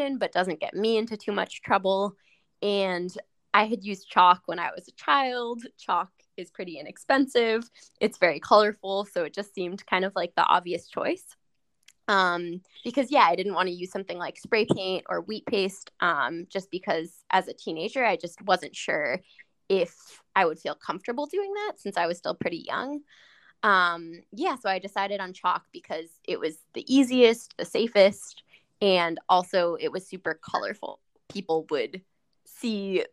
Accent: New York City, New York, United States; ever since I was 12 years old, growing up in New York City

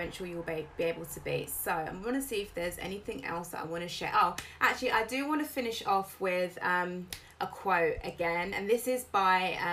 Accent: United Kingdom; I'm British.

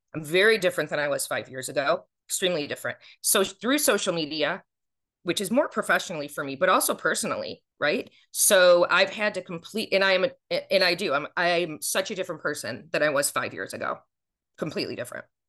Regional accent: Buffalo, New York, United States; moved away as an adult; also born or lived in Watertown, New York; now in Atlanta, United States; I'm from Buffalo

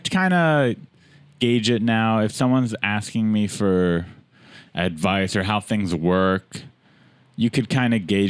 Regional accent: San Diego, California, United States; moved away; also born or lived in Los Angeles; I'm from San Diego, but I didn't do comedy there.

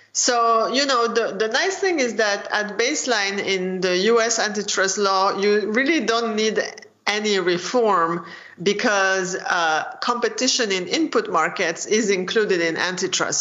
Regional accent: France; moved away as an adult; also born or lived in United Kingdom / Chicago, United States; I grew up in France

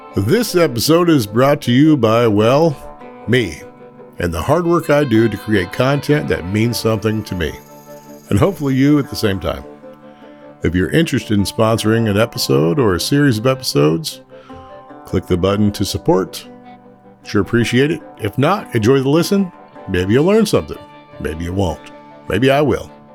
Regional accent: South Central Oklahoma, United States; Growing up in South Central Oklahoma, in a incredibly small town

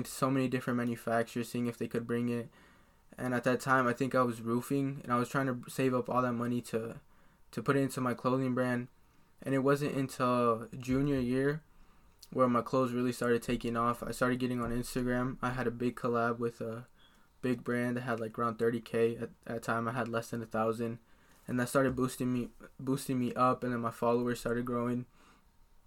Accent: Des Moines, Iowa, United States; I'm 18, and I'm from Des Moines, Iowa.

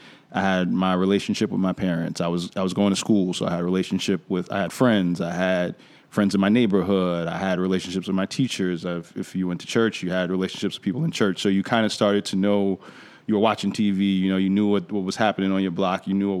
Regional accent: New York, United States; that's one of the advantages of growing up in New York, right?

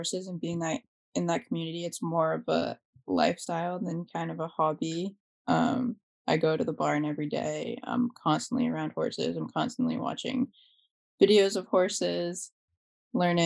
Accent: Hardwick, Massachusetts, United States; I'm a pre-veterinary student, but I grew up in Hardwick. I've lived there my whole life in the same house

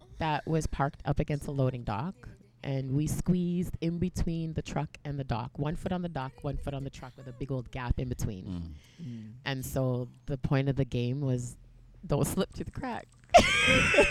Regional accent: Toronto, Ontario, Canada; I'm Canadian. I was born and raised in Toronto.

